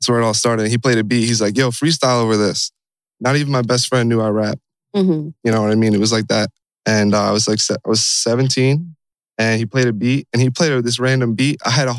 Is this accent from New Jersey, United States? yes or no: yes; Red Bank, New Jersey, United States; I'm from Jersey. I was born and raised in Red Bank, Middletown, same town pretty much.